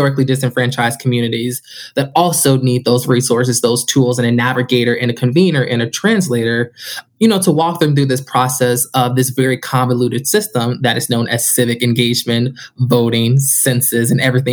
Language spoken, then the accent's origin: English; Chicago, Illinois, United States; also born or lived in Denison University, Ohio; now in Cleveland, United States; I'm originally from Chicago